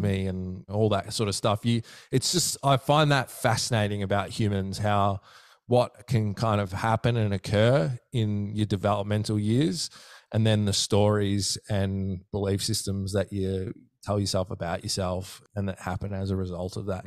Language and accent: English; Melbourne, Victoria, Australia; I'm from the southeastern suburbs of, um, Melbourne